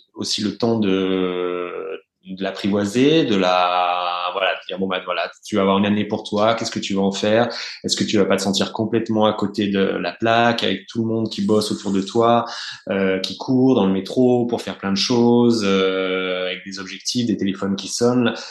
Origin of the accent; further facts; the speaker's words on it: Burgundy, Bourgogne-Franche-Comté, France; je suis né, j'ai grandi en Bourgogne